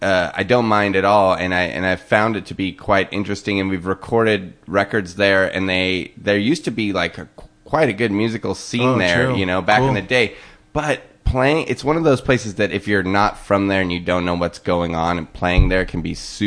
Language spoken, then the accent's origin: English; Portland, Oregon, United States; also born or lived in eastern Washington / Seattle; now in Los Angeles, United States; So I grew up in Portland. I was born in Portland, then I moved to eastern Washington. And eastern Washington, where I lived, was like a town of maybe 30,000 people, and then there was a few other towns around that were all the same size.